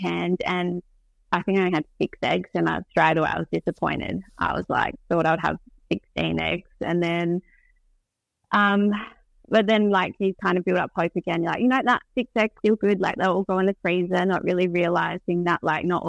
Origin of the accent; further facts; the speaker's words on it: Victor Harbor, South Australia, Australia; moved away; I'm like originally from Victor Harbour, which is south of Adelaide.